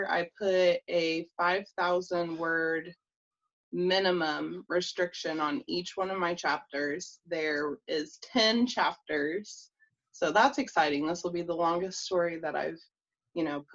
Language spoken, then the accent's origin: English; Indiana, United States; I'm from Indiana.